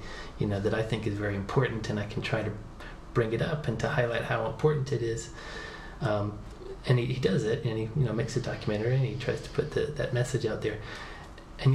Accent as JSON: {"language": "English", "area": "the Southeast", "region": "Georgia", "country": "United States", "tie": "born or raised there", "said": "where I grew up in the Southeast"}